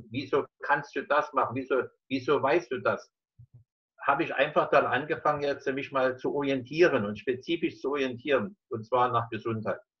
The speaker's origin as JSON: {"language": "German", "town": "Dresden", "region": "Saxony", "country": "Germany", "tie": "born there", "said": "Ich bin äh, in Dresden geboren, 1946. Das heißt, ich bin jetzt 74 Jahre alt."}